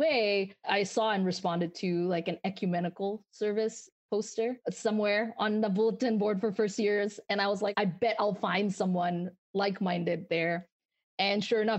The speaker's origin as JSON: {"language": "English", "country": "Malaysia", "tie": "born or raised there", "moved": "as an adult", "lives_now": "United States", "said": "I'm from Malaysia, born and raised. I moved here when I was 22"}